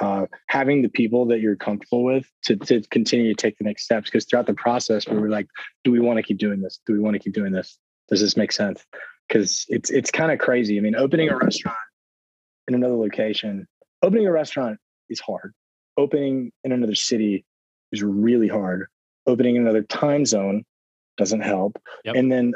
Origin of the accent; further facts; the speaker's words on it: the South, United States; because I am from the South and officially want to get back South.